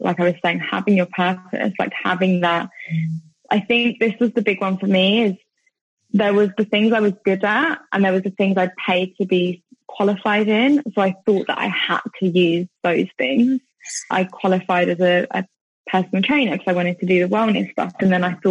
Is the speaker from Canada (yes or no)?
no; United Kingdom; moved away as an adult; also born or lived in Thailand; being back home, and especially I'm in my hometown at the moment